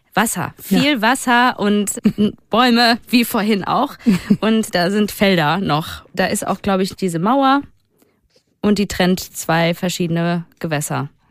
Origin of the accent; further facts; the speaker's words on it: Duisburg, North Rhine-Westphalia, Germany; Duisburg, da wo ich herkomme